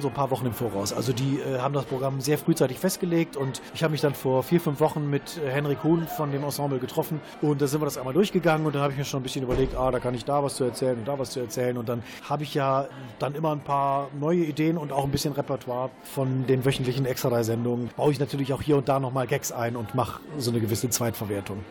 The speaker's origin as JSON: {"language": "German", "town": "Krefeld", "region": "North Rhine-Westphalia", "country": "Germany", "tie": "born or raised there", "said": "Ich komme ja aus Krefeld Krefeld"}